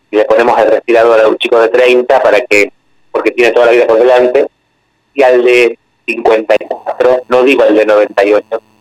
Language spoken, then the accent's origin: Spanish; Pavia, Lombardy, Italy; Spanish is a second language; Yo soy originario de Lombardía, de Pavía, que es